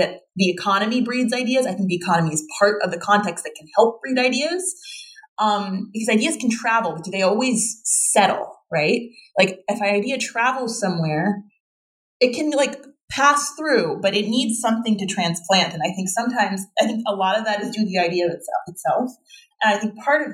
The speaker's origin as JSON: {"language": "English", "region": "West Bank", "country": "Palestine", "tie": "born or raised there", "moved": "yes", "said": "I grew up in the West Bank, which is, contrary to popular belief, a very beautiful place to grow up"}